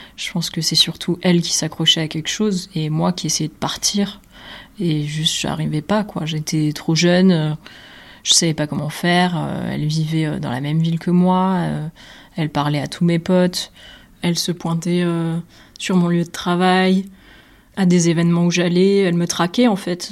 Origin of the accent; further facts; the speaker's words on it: Nîmes, Occitania, France; moved away as an adult; now in Brussels, Belgium; Je suis originaire de Nîmes